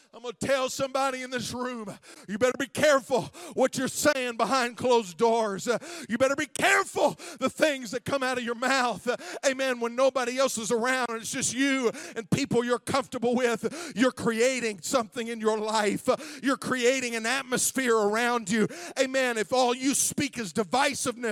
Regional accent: Zanesville, Ohio, United States; I grew up in this town. I grew up in Zanesville.

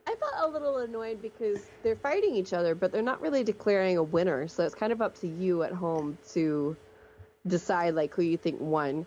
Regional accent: Alabama, United States; we're from Alabama, so we know where Montevallo is

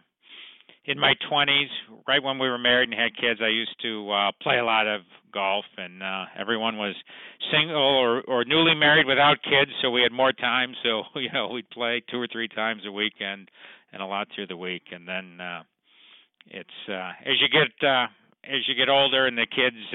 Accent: Lake Forest, Illinois, United States; also born or lived in Chicago; I grew up up in Lake Forest in the northern suburbs, where I now I'm back living there now with my family

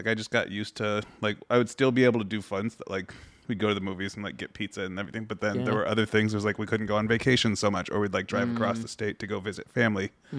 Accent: Seattle, Washington, United States; I grew up in Seattle.

